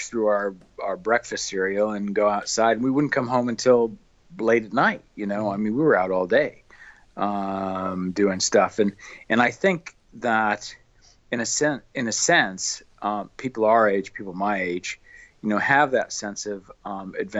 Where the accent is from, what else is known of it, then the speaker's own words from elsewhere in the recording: near Chicago, rural Illinois, United States; I'm from the rural cornfields of Illinois, originally back in the late 1950s